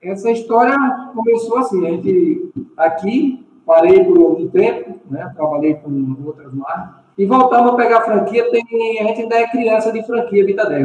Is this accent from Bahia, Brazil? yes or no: yes; Jacobina, Bahia, Brazil; Jacobina, Jacobina, Bahia.